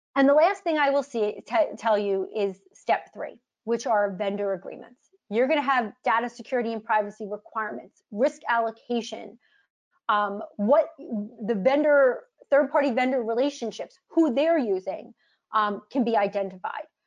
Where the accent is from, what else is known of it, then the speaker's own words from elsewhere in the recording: United States; I'm an American